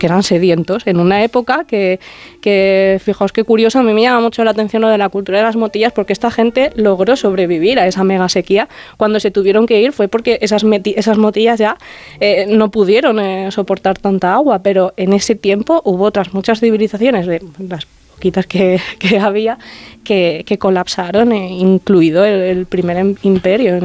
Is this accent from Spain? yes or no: yes; Terrinches, Castilla-La Mancha, Spain; moved away as an adult; now in Aragon, Spain; en mi pueblo, en la loma en la que me he criado